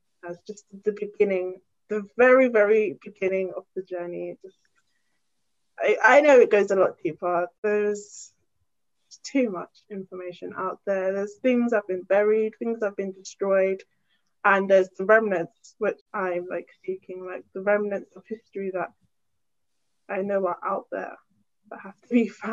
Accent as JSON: {"language": "English", "region": "London", "country": "United Kingdom", "tie": "born or raised there", "said": "I'm born and raised in London, I'm British obviously"}